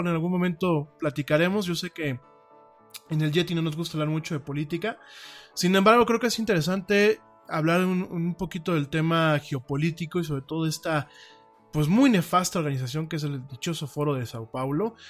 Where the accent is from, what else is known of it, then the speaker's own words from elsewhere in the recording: Mexico; lo digo como mexicano, primero lo digo como mexicano